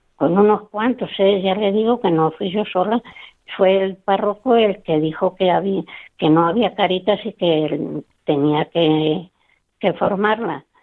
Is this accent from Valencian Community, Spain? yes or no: no; Sonseca, Castilla-La Mancha, Spain; moved away as an adult; en Sonseca, porque yo nací en Sonseca. Y allí fue donde yo desarrollé mi, mi juventud